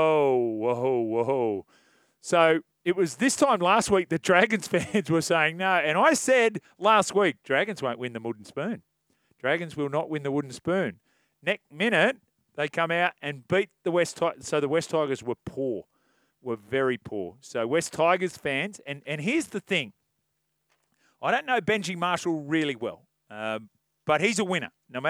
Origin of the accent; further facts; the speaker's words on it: Waterloo, New South Wales, Australia; I grew up in Waterloo, and the Rabbitohs are in my blood.